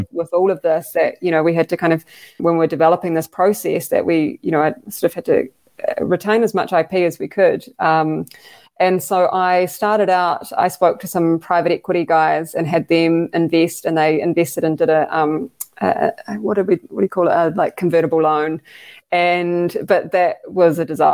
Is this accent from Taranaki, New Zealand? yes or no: yes; Taranaki, New Zealand; also born or lived in Scotland; I'm from Taranaki, like farming background